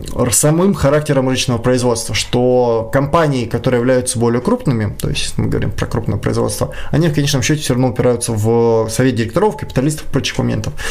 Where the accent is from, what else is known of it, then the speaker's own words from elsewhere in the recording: Kyiv, Ukraine; moved away as an adult; now in Saint Petersburg, Russia; я сам из Украины, я сам из Киева